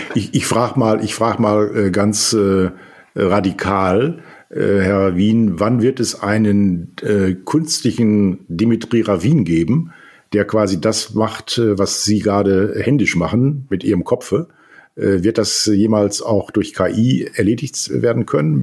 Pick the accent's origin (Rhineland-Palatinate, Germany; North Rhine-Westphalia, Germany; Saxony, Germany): North Rhine-Westphalia, Germany; Sauerland; Ich bin aufgewachsen in einer Stadt im Sauerland